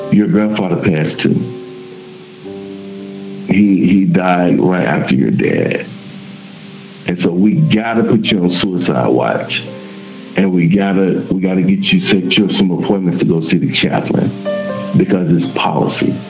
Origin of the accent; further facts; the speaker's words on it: Little Rock, Arkansas, United States; moved away as an adult; I went to my hometown in Little Rock, Arkansas.